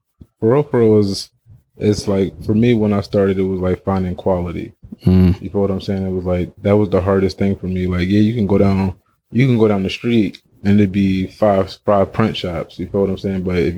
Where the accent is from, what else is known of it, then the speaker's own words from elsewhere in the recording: Philadelphia, Pennsylvania, United States; It was